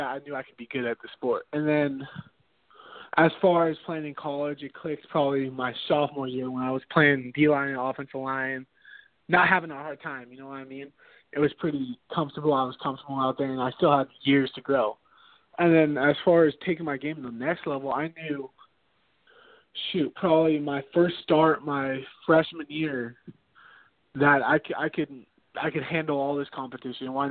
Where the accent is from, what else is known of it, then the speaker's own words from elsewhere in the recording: San Diego, California, United States; Born and raised in San Diego